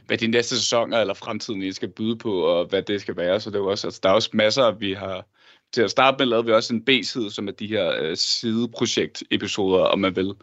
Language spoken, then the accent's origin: Danish; Denmark; vi er begge to fra Danmark og bor også i Danmark